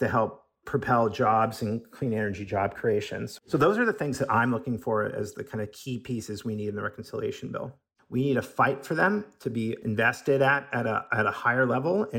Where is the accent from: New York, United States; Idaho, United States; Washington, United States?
Washington, United States; Seattle; I'm from Seattle